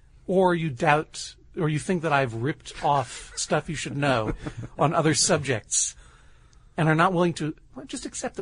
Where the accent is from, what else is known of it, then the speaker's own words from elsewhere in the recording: Brookline, Massachusetts, United States; moved away; my hometown of Brookline, Massachusetts.